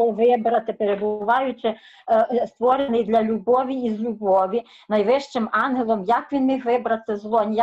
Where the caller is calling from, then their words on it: Caserta, Campania, Italy; Я з Італії, е, недалеко від Олександри, що молилася місто Казерта.